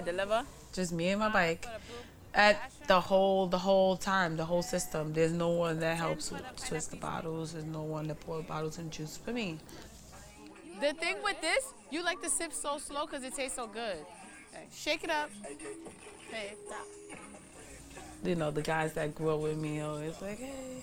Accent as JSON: {"language": "English", "town": "New York City", "region": "New York", "country": "United States", "tie": "born or raised there", "said": "I grew up in Bushwick too, not just Crown Heights and Bed-Stuy"}